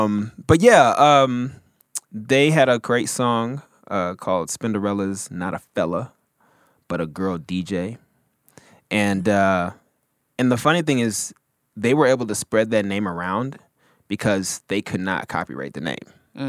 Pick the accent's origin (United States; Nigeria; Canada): Nigeria; accent: Nigerian; I'm sorry. My Nigerian accent. Sorry. It comes out sometimes.